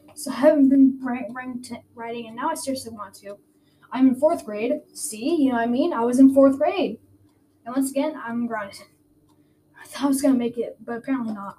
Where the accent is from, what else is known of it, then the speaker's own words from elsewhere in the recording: Garland, Texas, United States; also born or lived in Sonterra / Seacrest; I was born in Garland, Texas, in in 2009